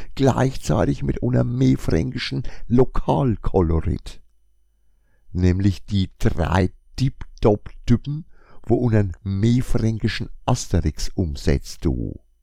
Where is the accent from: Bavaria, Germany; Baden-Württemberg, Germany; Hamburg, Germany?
Bavaria, Germany; Franconia; accent: Franconian; mit meinem fränkischen Dialekt